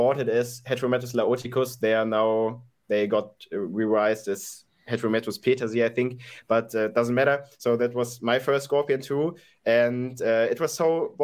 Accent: Dortmund, North Rhine-Westphalia, Germany; I'm from Germany, from Dortmund, Germany

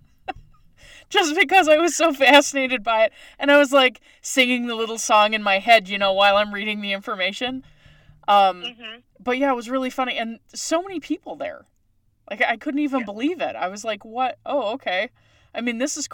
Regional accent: Newfoundland and Labrador, Canada; moved away; I'm originally from Newfoundland, Canada

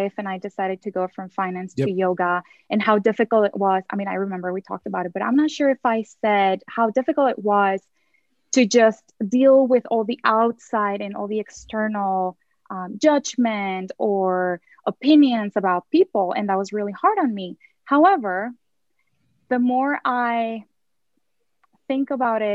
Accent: Mexico; I grew up in Mexico

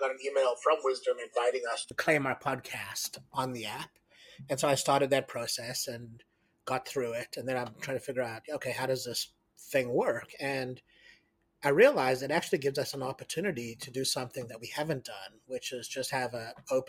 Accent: South Africa; So, I grew up in South Africa

